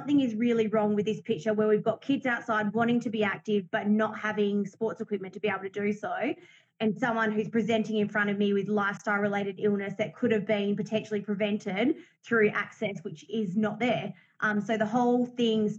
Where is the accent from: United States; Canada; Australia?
Australia; I grew up in a metropolitan area